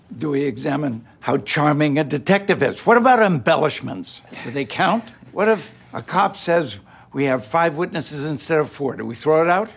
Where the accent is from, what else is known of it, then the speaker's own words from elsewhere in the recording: Northeast, United States; I was from the Northeast